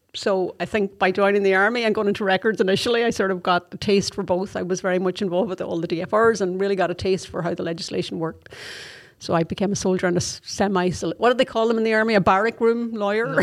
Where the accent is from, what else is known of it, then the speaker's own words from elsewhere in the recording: Donegal, Ulster, Ireland; moved away as an adult; now in Athlone, Ireland; I'm originally from Donegal